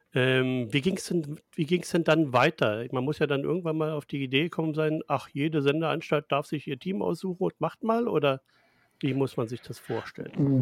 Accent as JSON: {"language": "German", "country": "Germany", "said": "wir Deutsche"}